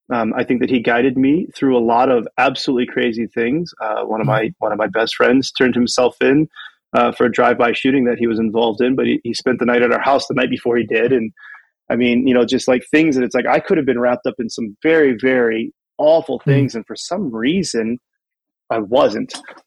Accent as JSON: {"language": "English", "town": "Canton", "region": "Ohio", "country": "United States", "tie": "born or raised there", "said": "So I grew up in Canton, Ohio, or as we would say when I grew up there, Canton, Ohio, right?"}